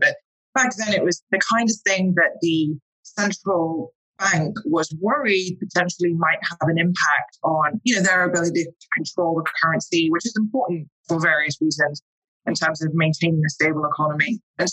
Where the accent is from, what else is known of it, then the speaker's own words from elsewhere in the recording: London, United Kingdom; accent: English; moved away as an adult; now in New York, United States; I am British. I am from London. I've actually been in New York and in the US for the past 7 years.